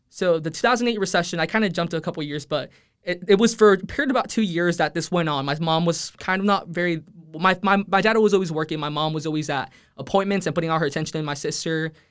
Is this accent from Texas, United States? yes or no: yes; Edinburg, Texas, United States; first language Spanish; English is a second language; I'm, I'm originally from the Rio Grande Valley